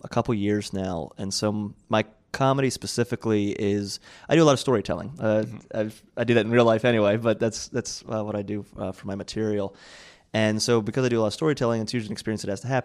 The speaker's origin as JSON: {"language": "English", "region": "Maryland", "country": "United States", "also_born_or_lived": "New York", "moved": "yes", "said": "I'm from Maryland originally"}